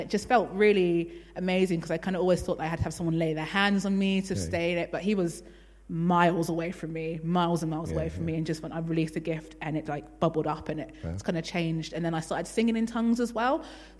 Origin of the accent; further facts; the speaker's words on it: London, United Kingdom; I was brought up in Elam Churches in London, but I didn't really have any interest in God.